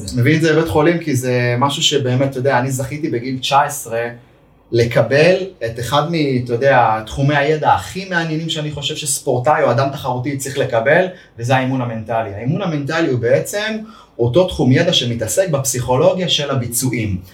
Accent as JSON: {"language": "Hebrew", "town": "Ma'alot-Tarshiha", "region": "Northern District", "country": "Israel", "tie": "born or raised there", "said": "כילד כדורגלן במעלות"}